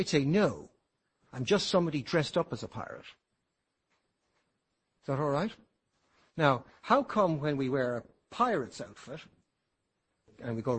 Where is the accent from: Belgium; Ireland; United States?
Ireland; I consider myself to be Irish, an Irishman.